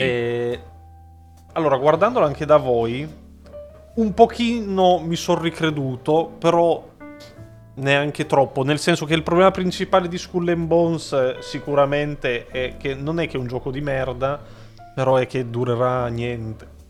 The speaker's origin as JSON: {"language": "Italian", "country": "Italy", "said": "siamo italiani"}